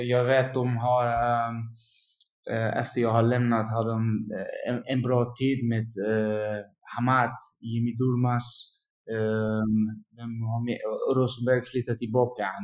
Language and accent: Swedish; Utrecht, Netherlands; Swedish is a second language; also born or lived in Malmö; Ja, Utrecht är min klubb, jag, jag kommer från Utrecht. Och um, jag jobbar i Utrecht nu fem år.